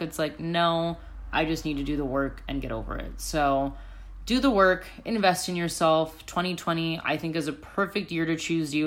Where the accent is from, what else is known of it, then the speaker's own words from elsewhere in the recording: United States; moved away as an adult; also born or lived in Chicago; now in Sydney, Australia; I'm from America